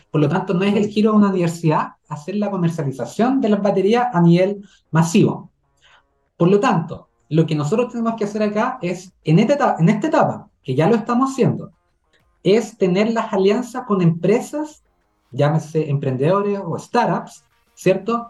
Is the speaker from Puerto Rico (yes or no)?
no; Chile; como chilenos y chilenas